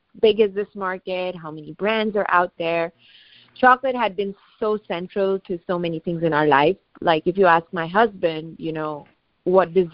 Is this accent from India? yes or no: yes; India; moved away as an adult; also born or lived in West Coast, United States / East Coast, United States / Jersey City; now in United States; So I'm an immigrant. I grew up in India, and I came to the United States for my education